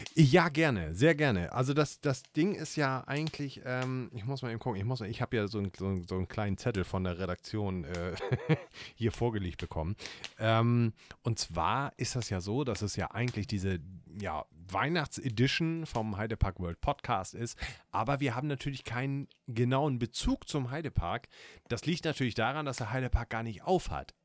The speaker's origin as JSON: {"language": "German", "region": "Northern Germany", "country": "Germany", "said": "Gerade als Norddeutscher hat man äh, Kartoffeln, da wird man mit aufgezogen"}